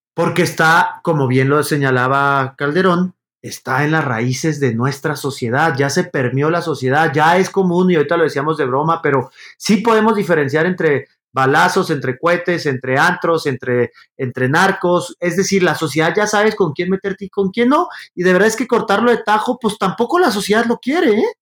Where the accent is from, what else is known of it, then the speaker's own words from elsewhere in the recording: Mexico; somos los mexicanos